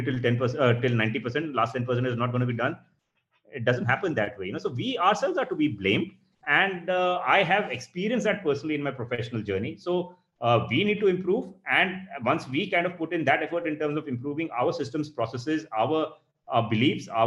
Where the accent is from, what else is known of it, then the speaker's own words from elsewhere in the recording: India; we are guilty as Indian architectural professionals